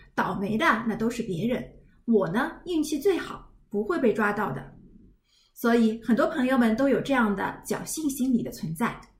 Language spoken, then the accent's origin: Chinese; China; 我们中国人